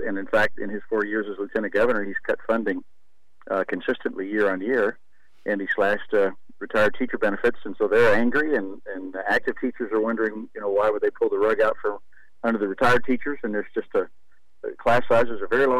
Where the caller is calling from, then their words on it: Houston, Texas, United States; Well, I'm actually here in Houston.